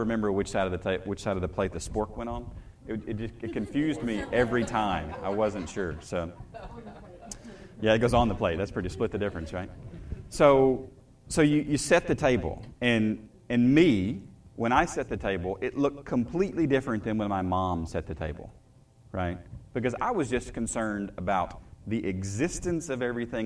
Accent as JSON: {"language": "English", "region": "the South", "country": "United States", "tie": "born or raised there", "said": "I grew up in the South"}